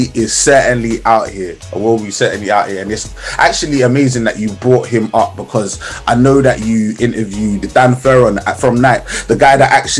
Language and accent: English; Ghana; Like, it's definitely, even as a Ghanaian, I can even admit that.